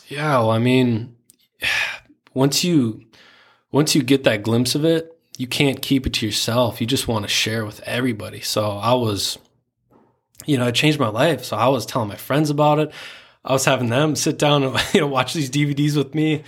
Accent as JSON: {"language": "English", "town": "Spring Lake Park", "region": "Minnesota", "country": "United States", "tie": "born or raised there", "said": "I grew up in a very small town called Spring Lake Park. Not many people, uh, even in Minnesota know where that's"}